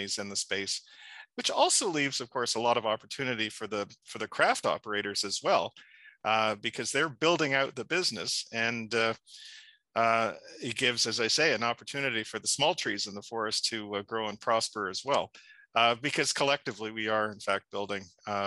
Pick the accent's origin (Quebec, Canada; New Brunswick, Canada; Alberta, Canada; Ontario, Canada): Ontario, Canada; I'm just a humble boy from a small town, Ontario.